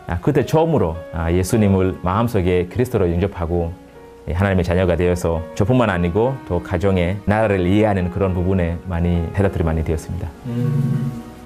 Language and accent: Korean; Kenya; Korean is a second language; moved away; 우리 아, 케냐 사람들은